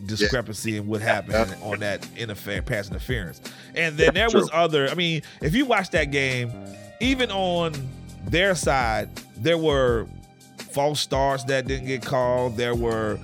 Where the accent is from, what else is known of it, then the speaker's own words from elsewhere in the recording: New Orleans, Louisiana, United States; moved away; I'm originally from New Orleans